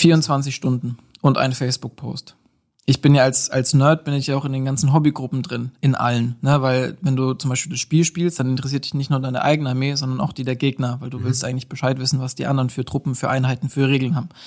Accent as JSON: {"language": "German", "town": "Nördlingen", "region": "Bavaria", "country": "Germany", "tie": "born or raised there", "moved": "as an adult", "lives_now": "Nuremberg, Germany", "said": "komme aus ähm, Nördlingen, also gebürtiger Schwabe"}